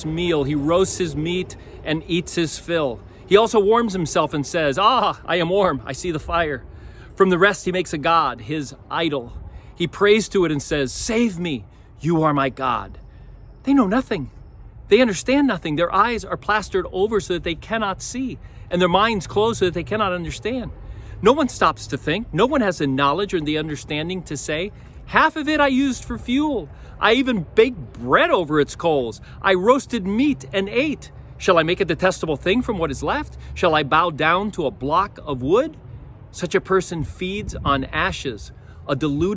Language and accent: English; Miami, Florida, United States; I grew up in Miami, and I was in my teens